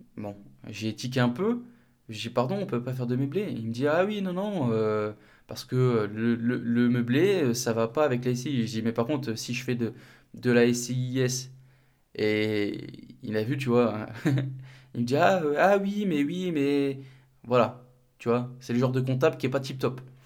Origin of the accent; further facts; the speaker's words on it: north of France, France; moved away; mon cabinet de comptabilité, il est dans le nord, pas très loin de, ma ville natale